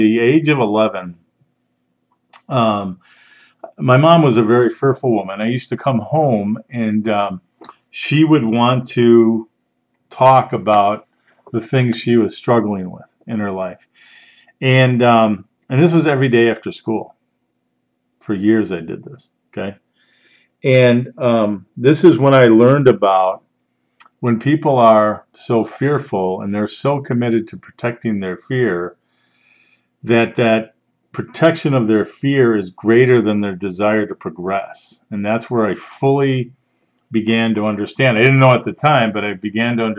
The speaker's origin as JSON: {"language": "English", "area": "outside of Chicago", "region": "Illinois", "country": "United States", "tie": "born or raised there", "said": "I grew up outside of Chicago, never been on a farm"}